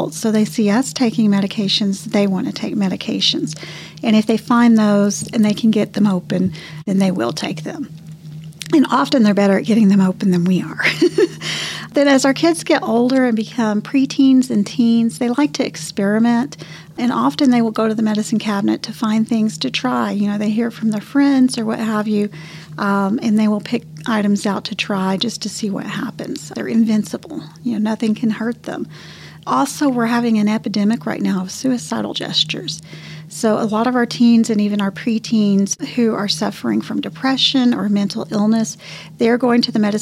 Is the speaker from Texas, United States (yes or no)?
yes; Canyon, Texas, United States; also born or lived in Houston, Texas; I grew up in Canyon, just outside of Amarillo